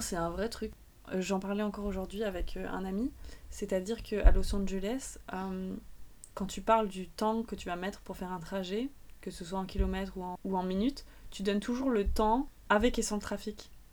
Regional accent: France; en tant que Français

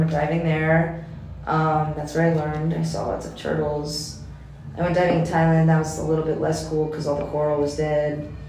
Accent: United States; moved away; also born or lived in China; as an American

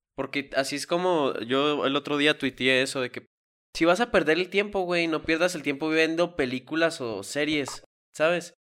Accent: Mexico; nosotros como mexicanos

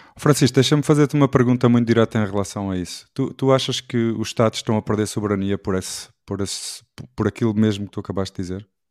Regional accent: Portugal; somos orgulhosamente portugueses também

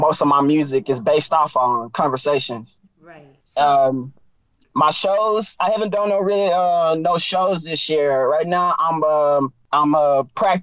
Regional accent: East Texas, United States; also born or lived in Houston; I'm from East Texas. So I grew up on blues and soul music.

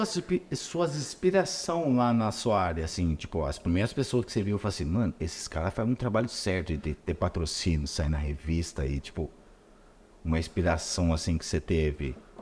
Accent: São Paulo, Brazil; eu sou de São Paulo

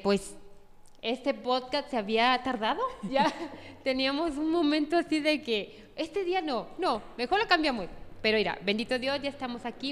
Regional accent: Tepatitlán de Morelos, Jalisco, Mexico; also born or lived in Mexico City; yo soy de aquí, de Tepatitlán, orgullosamente de Tepa

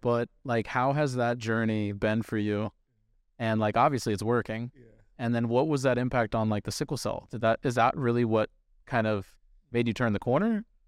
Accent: Northern Virginia, United States; I'm from Northern Northern Virginia, over the mountain

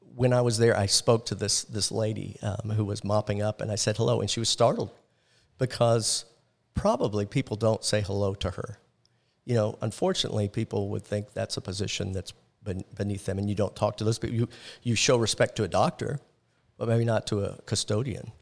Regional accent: Orlando, Florida, United States; growing up in Orlando, I was involved in the, um, hotel and tourism industry

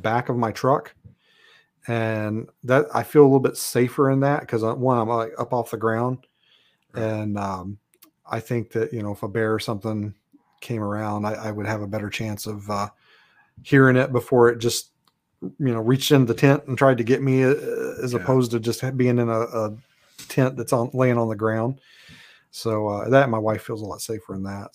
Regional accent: Kentucky, United States; moved away as an adult; now in Alaska, United States; I'm from Kentucky originally.

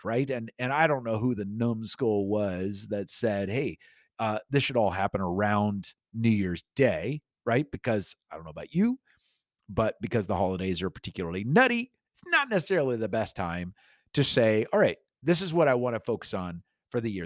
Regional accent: Iowa, United States; moved away; also born or lived in Sheffield, England; I grew up in Iowa

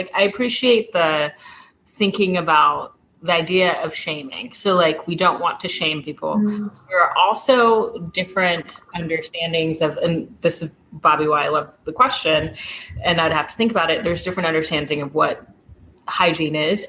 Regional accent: Zambia; I come from Zambia

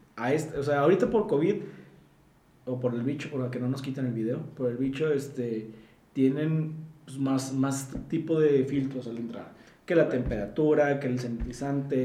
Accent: Mexico; yo como, como ciudadano mexicano

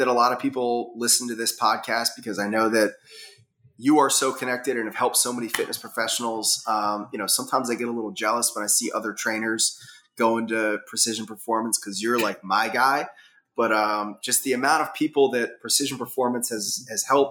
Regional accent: Massachusetts, United States; also born or lived in Reading, Pennsylvania; now in West Chester, United States; I grew up in Massachusetts when I was young, so I still have a lot of love for like the New England

